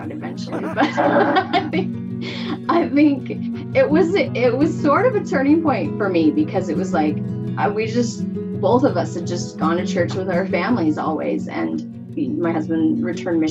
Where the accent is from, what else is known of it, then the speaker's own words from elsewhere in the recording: Salt Lake City, Utah, United States; moved away as an adult; I was raised in Salt Lake City, Utah, and married my husband there